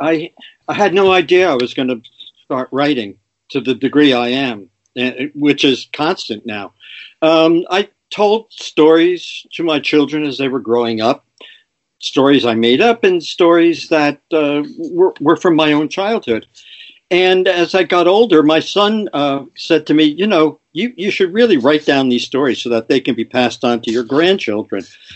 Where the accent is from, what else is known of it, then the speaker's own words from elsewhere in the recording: Paterson, New Jersey, United States; I grew up in Patterson. Yeah. And, you know, I'm a product of a blue collar family.